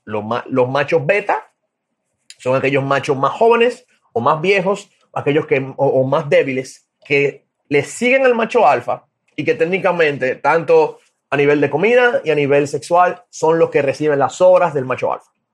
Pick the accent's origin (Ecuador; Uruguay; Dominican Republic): Dominican Republic; soy de República Dominicana